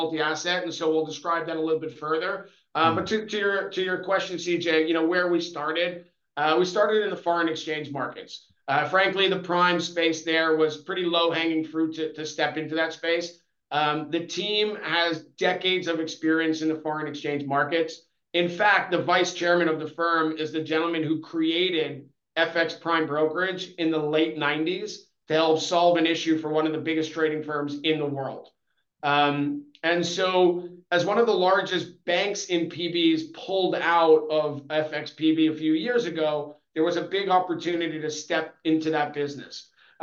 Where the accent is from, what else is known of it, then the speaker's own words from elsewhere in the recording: New York, United States; moved away as an adult; now in London, United Kingdom; I'm originally from New York, where I started my career down in Wall Street before moving for work to London in 2009